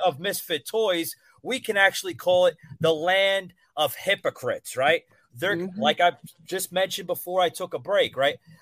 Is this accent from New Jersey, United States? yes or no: yes; New Jersey, United States; moved away; my accent, I'm actually from the Northeast. I I grew up in uh, Central North Jersey